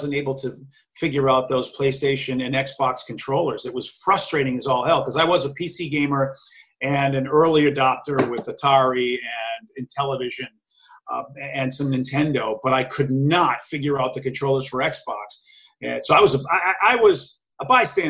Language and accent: English; Boston, Massachusetts, United States; growing up in the Boston area